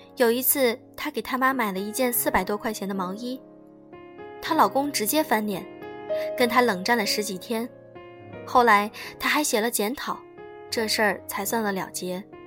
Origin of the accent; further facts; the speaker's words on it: China; 只有我们中国人懂没有房子是一种多么惨烈的感觉